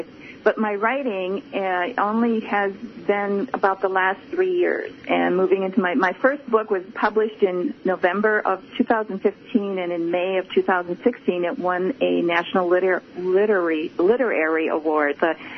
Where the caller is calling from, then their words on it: Minnesota, United States; Yes, we walk.